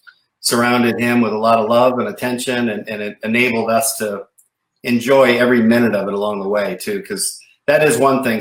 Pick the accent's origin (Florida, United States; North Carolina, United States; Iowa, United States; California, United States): California, United States; also born or lived in Michigan; I moved from Michigan to California with my family at age 10